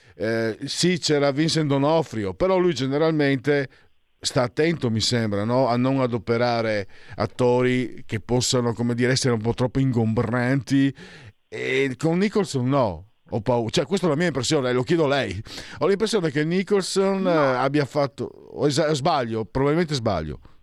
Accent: Friuli-Venezia Giulia, Italy; io vengo dal Friuli

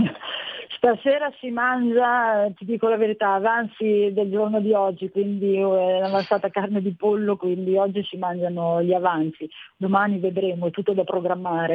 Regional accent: Bologna / Modena, Emilia-Romagna, Italy; ho l'anima modenese, sono mezzo bolognese, mezzo modenese

